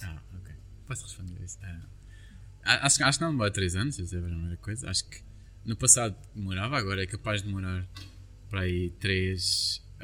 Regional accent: Lourinhã, Lisbon, Portugal; also born or lived in Caldas da Rainha; existe uma terra perto da minha, de onde eu nasci, que se chama Marteleira

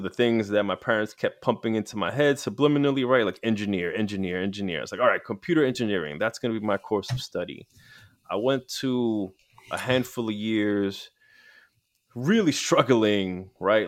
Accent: New York City, New York, United States; I grew up in New York City.

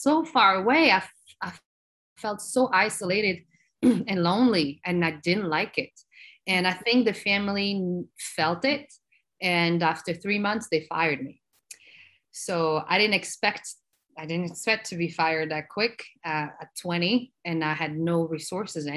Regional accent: Belgium; English is a second language; moved away as an adult; also born or lived in Morocco; now in New York, United States; I was born in Morocco and then raised in Belgium. So my mom and I, we immigrated from Morocco to Belgium, where I grew up

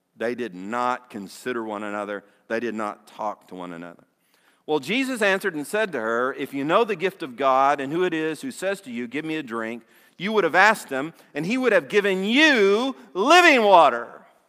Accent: Dale City, Virginia, United States; the neighborhood that I was raised in in Dale City

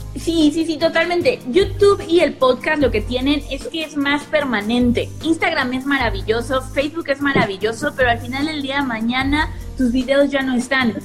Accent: Mexico; soy mexicana, tengo 30 años

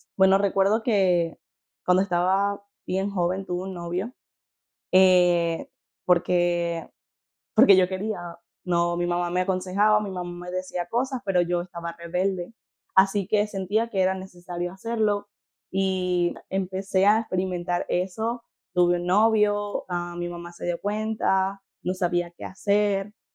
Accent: Venezuela; moved away as an adult; nací en Venezuela, eh, cuando tenía 18 años tomé el paso de fe de salir de Venezuela.

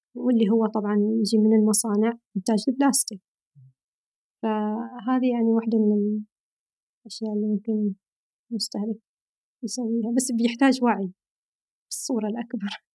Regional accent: near Sohar, northern Oman, Oman; moved away as an adult; now in Riyadh, Saudi Arabia; أنا من الشمال، من شمال أمان

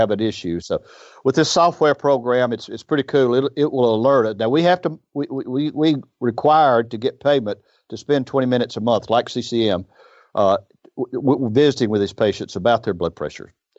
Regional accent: Iuka, Mississippi, United States; I grew up in Iuka, uh, which is where his story is. It's up on the Tennessee River.

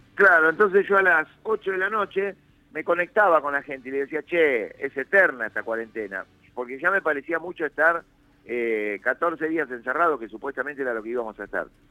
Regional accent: Mar del Plata, Buenos Aires Province, Argentina; Yo soy de Mar del Plata, yo soy nacido en Mar del Plata.

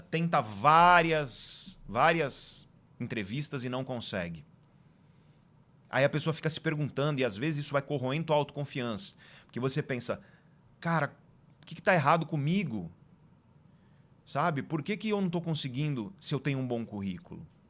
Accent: Guarujá, São Paulo, Brazil; also born or lived in Santos; eu nasci em Santos e vivi a maior parte da minha juventude na cidade de Guarujá

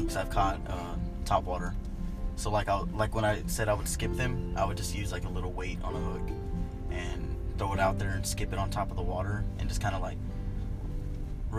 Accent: Lake Houston, Texas, United States; I grew up near Lake Houston

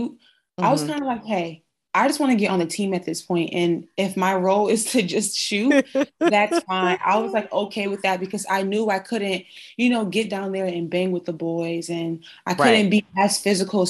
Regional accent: New Jersey, United States; I was born and raised in New Jersey

